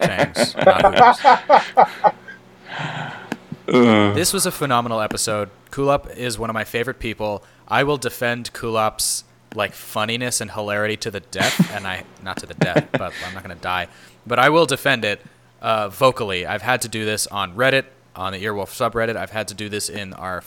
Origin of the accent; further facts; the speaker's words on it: San Diego, California, United States; I grew up seeing Jack in the Box TV commercials in San Diego